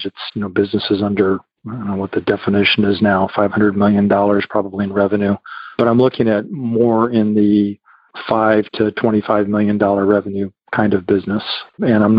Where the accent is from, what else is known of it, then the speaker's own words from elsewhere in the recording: Illinois, United States; moved away as an adult; also born or lived in Florida / Kansas; now in Texas, United States; growing up in Illinois